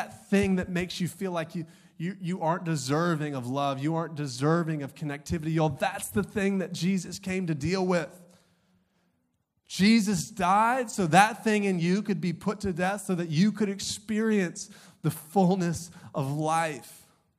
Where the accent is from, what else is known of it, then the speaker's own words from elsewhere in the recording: Augusta, Georgia, United States; I grew up in Augusta, Georgia.